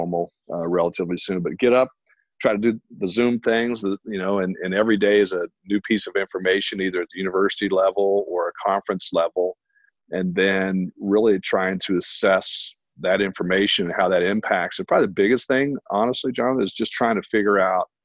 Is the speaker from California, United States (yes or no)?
no; Indiana, United States; moved away as an adult; now in Arizona, United States; I'm from Indiana. I was born and raised in Indiana